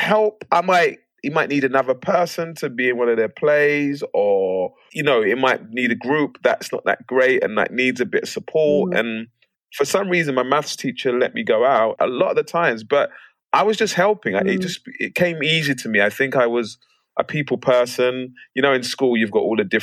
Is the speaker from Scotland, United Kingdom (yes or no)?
no; London, United Kingdom; moved away as an adult; now in United States; I grew up in Plaistow. I was born in Plaistow Hospital. It's not there anymore, but I'm a proper East Londoner.